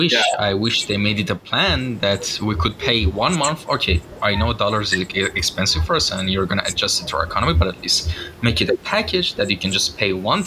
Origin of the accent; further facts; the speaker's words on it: Iran; moved away; but I'm originally from Iran.